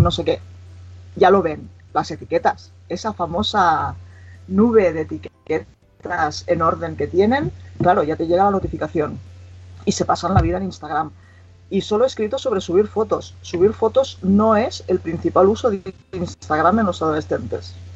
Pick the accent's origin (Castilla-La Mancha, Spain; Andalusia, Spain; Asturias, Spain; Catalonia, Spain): Catalonia, Spain; Igualada; gente de aquí de Igualada, de mi pueblo